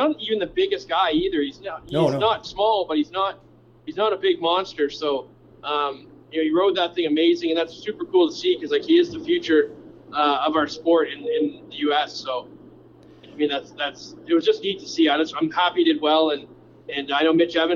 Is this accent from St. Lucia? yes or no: no; Canada; I'm Canadian